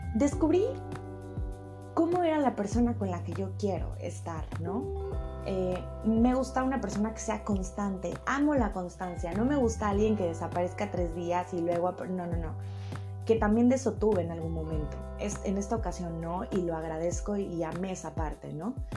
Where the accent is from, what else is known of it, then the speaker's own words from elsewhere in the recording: Mexico; México es uno de los países que, más me escucha, es mi país de donde yo soy